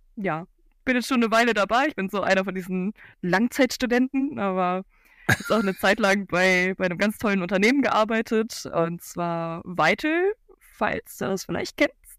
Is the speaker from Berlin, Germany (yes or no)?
no; Cologne, North Rhine-Westphalia, Germany; ich komme aus Köln